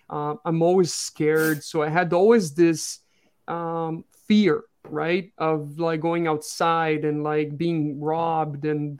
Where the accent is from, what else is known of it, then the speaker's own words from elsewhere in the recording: Brazil; English is a second language; moved away as an adult; also born or lived in France; I was born and grew in Brazil until like 2013. So for 28 years, I lived in Brazil. My father's French, so I lived a little bit in France when I was young.